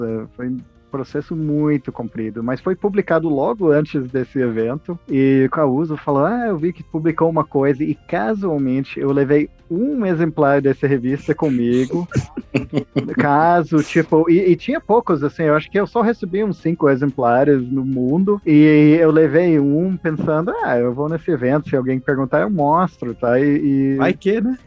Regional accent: Texas, United States; Portuguese is a second language; now in Brazil; Eu sou dos Estados Unidos originalmente, do Texas

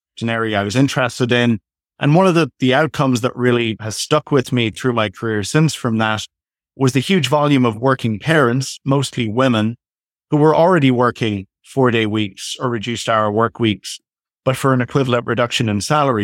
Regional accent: Ireland; now in Toronto, Canada; I'm originally from Ireland, but currently based in Canada, in Toronto

